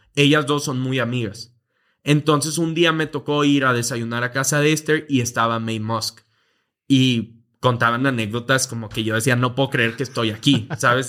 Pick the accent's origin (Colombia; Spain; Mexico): Mexico; Monterrey, Nuevo León; moved away as an adult; now in Mexico City, Mexico; Vivíamos relativamente normal en Monterrey, eh, Monterrey, México